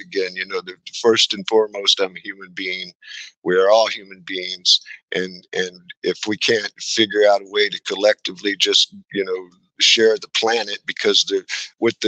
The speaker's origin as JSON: {"language": "English", "region": "Texas", "country": "United States", "said": "I'm an American, and that I'm a, you know, Texan"}